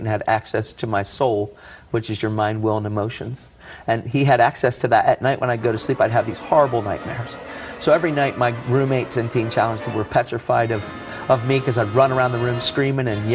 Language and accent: English; Elizabethtown, Pennsylvania, United States; I grew up in the Masonic Homes in Elizabethtown